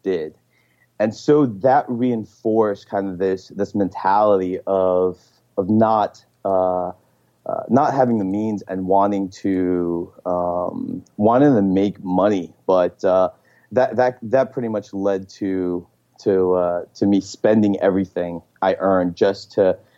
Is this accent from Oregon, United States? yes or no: no; Elizabeth, New Jersey, United States; moved away as an adult; now in Palo Alto, United States; I grew up in Elizabeth, New Jersey, which is the fourth largest